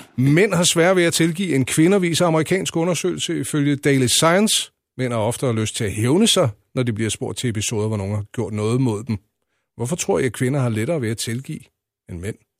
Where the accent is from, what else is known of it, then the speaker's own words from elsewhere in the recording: Lejre, Zealand, Denmark; Jeg er jo øh, fra Lejre, så er jeg vokset op ude ved Savnlandet.